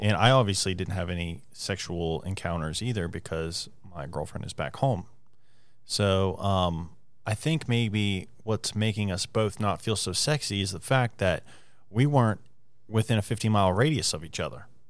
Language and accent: English; Morgantown, West Virginia, United States; also born or lived in Preston County, West Virginia; Morgantown, my hometown, is my favorite place